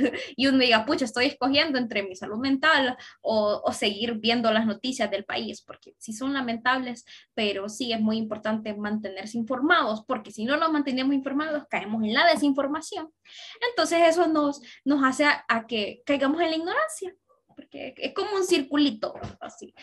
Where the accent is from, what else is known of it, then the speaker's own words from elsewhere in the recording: Honduras; soy una ciudadana orgullosamente hondureña